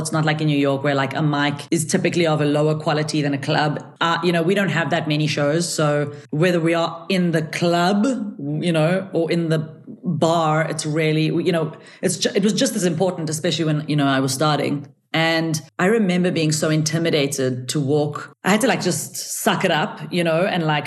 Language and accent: English; South Africa; my parents are Israeli and they are, you know, they came to South Africa before I was born. So I'm the first person in my family who's actually South African